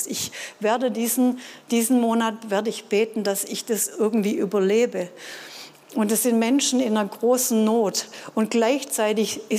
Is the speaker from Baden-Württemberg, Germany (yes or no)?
yes; Baden-Württemberg, Germany; Ja, ich als Schwabe hätte vielleicht gedacht